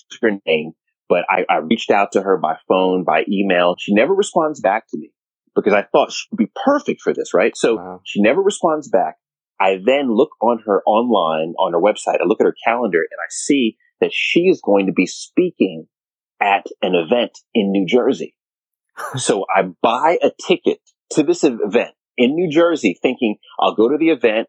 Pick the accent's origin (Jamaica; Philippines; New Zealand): Jamaica; now in United States; I'm true Jamaican.